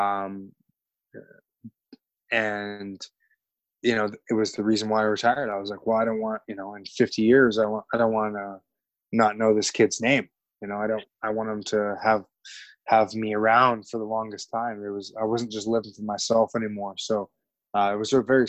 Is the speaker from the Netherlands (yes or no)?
no; Canada; as a Canadian